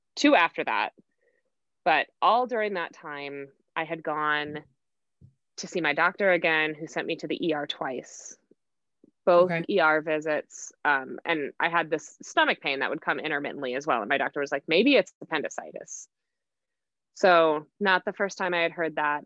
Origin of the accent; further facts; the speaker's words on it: Oconomowoc, Wisconsin, United States; moved away as an adult; also born or lived in Whitewater, Wisconsin / Denver, Colorado; I am from Oconomowoc, Wisconsin, which is right in between Milwaukee and Madison. I lived mm-hmm. there growing up